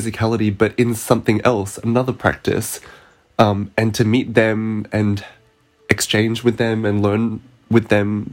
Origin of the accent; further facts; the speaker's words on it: Perth, Western Australia, Australia; moved away; also born or lived in Melbourne; we're both from Perth